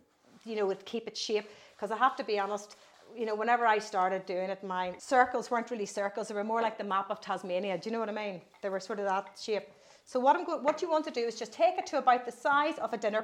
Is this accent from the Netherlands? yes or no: no; County Tyrone, Northern Ireland, United Kingdom; I'm from County Tyrone, Northern Ireland, there used to be this place near us in Ballygally